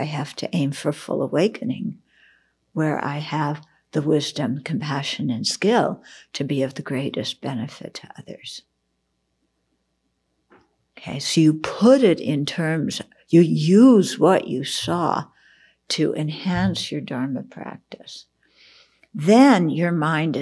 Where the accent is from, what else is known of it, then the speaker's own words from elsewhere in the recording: outside of Los Angeles, California, United States; I grew up outside of Los Angeles, so, and went to college in the city.